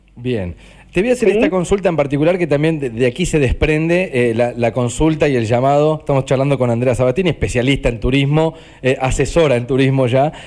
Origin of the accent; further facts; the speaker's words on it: Argentina; yo argentino vacacionando